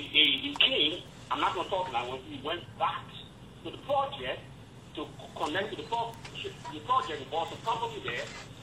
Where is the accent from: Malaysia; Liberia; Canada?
Liberia; now in Montgomery, United States; I'm calling from Montgomery, Alabama, but I'm originally from Liberia.